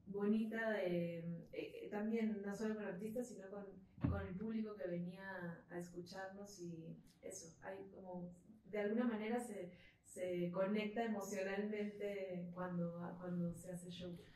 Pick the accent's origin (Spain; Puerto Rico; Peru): Peru; eh, somos del Perú